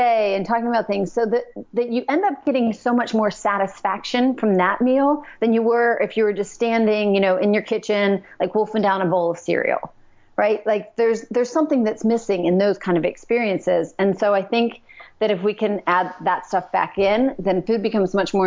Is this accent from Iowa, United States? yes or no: no; Pennsylvania, United States; now in Kentucky, United States; I'm from Pennsylvania. We're living in Kentucky.